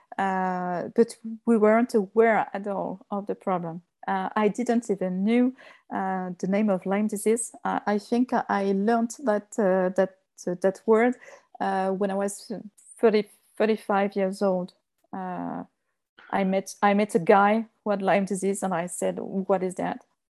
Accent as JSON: {"language": "English", "town": "Lyon", "region": "Auvergne-Rhône-Alpes", "country": "France", "tie": "born or raised there", "second_language": "English", "said": "I was born and, uh, raised, uh, in Lyon. It's the second, uh, city, the second big, big city in France. Uh, but I, uh, I was raised in the countryside"}